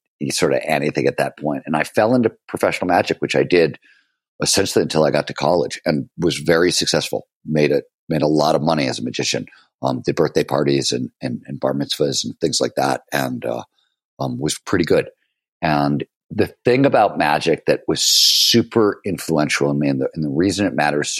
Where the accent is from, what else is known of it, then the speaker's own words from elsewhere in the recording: Cleveland, Ohio, United States; also born or lived in Chicago; I was born in Chicago, but we moved to Cleveland very early on